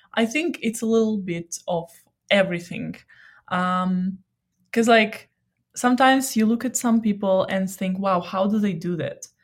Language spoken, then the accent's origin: English; Odesa, Odesa Oblast, Ukraine; moved away; I'm from Odessa and I just miss Black Sea